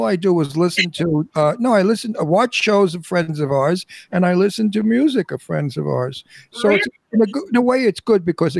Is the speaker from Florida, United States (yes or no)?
no; New York City, New York, United States; My hometown.